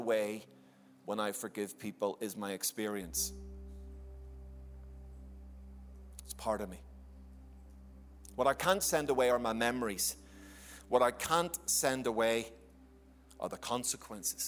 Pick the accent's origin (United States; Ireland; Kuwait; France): Ireland; I'm an Irishman